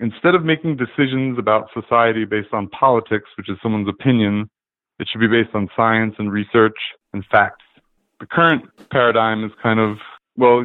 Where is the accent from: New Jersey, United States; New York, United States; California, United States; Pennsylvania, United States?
New York, United States; I'm from New York, born and raised, I actually wasn't living here at the time of 9/11